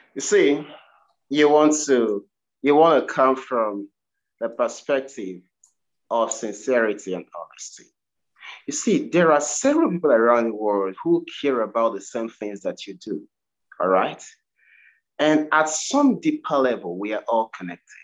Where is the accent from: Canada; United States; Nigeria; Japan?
Nigeria; now in United Kingdom; I'm originally from Nigeria